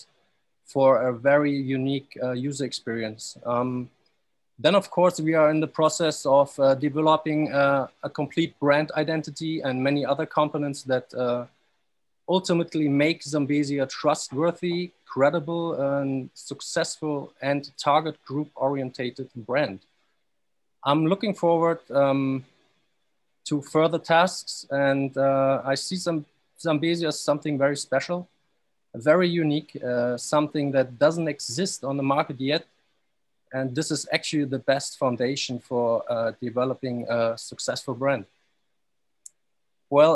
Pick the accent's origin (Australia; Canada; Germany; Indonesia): Germany; Stuttgart, Baden-Württemberg; moved away as an adult; also born or lived in Dubai; I'm from Stuttgart, Germany